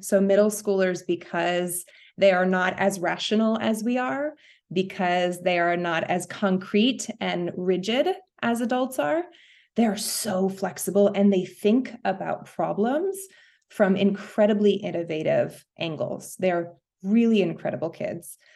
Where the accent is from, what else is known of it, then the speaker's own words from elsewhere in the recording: New York City, New York, United States; moved away as an adult; now in Los Angeles, United States; I'm a New Yorker